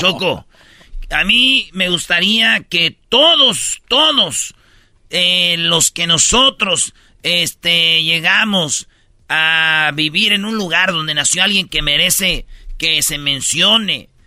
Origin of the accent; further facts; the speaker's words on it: Jiquilpan, Michoacán, Mexico; moved away; es un pueblito chido, es pueblo mágico, Jiquilpan